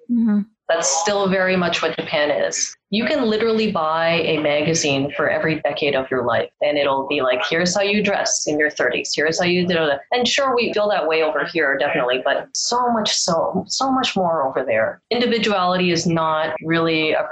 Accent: Canada; So I'm glad. I'm glad that I was raised here in Canada.

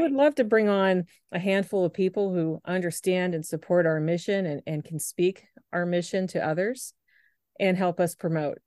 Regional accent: Moon Township, Pennsylvania, United States; my husband and I, we're from Moon Township, so that would be close to us

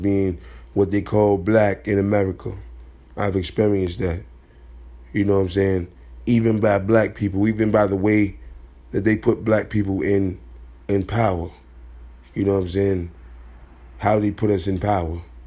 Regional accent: Chicago, Illinois, United States; I'm from Chicago

